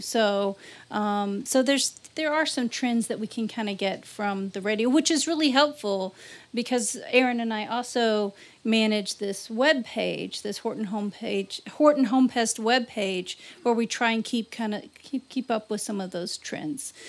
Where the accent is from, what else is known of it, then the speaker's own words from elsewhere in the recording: Louisiana, United States; now in Iowa, United States; I grew up in Louisiana